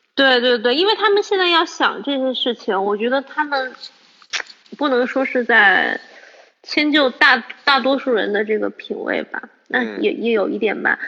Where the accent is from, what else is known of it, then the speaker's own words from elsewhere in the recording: Changsha, Hunan, China; 我长沙人